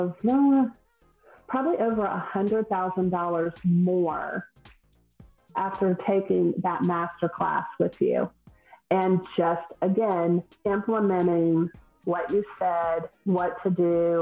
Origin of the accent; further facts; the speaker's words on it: the South, United States; accent: Southern; I'm from the South, if no one can tell by my accent, I'm Southern